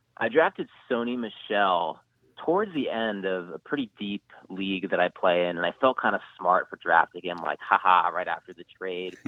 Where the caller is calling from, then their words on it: New York City, New York, United States; calling from Brooklyn.